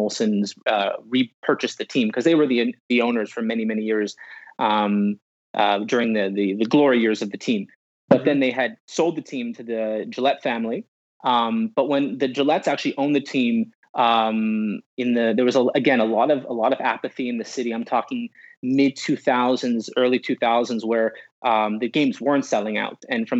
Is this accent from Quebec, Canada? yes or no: yes; Montreal, Quebec, Canada; pretty lucky to do as a kid growing up in Montreal.